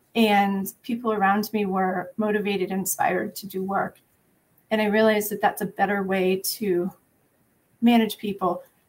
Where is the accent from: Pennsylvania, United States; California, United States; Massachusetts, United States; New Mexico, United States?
Pennsylvania, United States; also born or lived in New Hampshire; So I grew up outside Philadelphia.